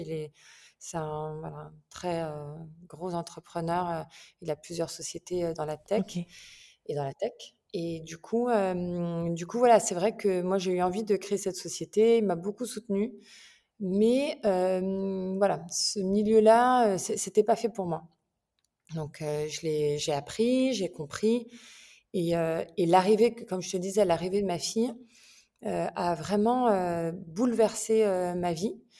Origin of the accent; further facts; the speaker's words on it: France; moved away as an adult; also born or lived in England; now in Milan, Italy; j'ai vécu en France, enfin je suis française, hein, j'ai vécu en France, j'ai vécu aussi en Angleterre